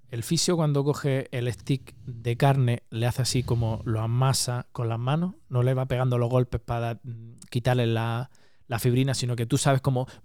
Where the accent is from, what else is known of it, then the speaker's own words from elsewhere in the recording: Málaga, Andalusia, Spain; now in Oslo, Norway; Yo soy de Málaga y mi novia también. En Málaga.